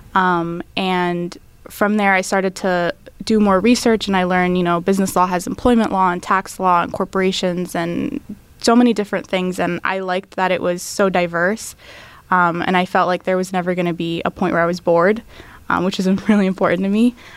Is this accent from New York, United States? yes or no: no; Tampa, Florida, United States; first language English and Arabic; now in Tallahassee, United States; I grew up in Tampa, um, but my family's from the Middle East